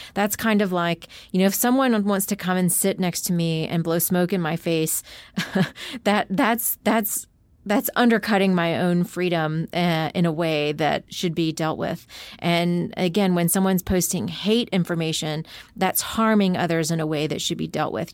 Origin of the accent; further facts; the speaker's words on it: United States; as an American